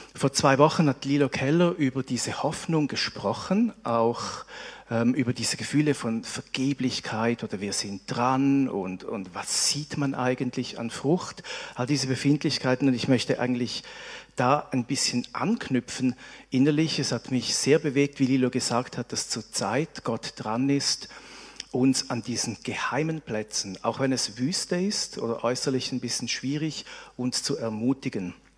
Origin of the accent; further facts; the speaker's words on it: Switzerland; wir als Schweizer